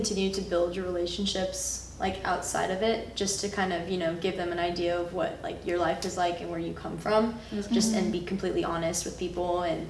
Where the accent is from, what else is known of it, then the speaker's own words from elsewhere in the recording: California, United States; moved away; so I'm from California, which is really close to the Mexican border.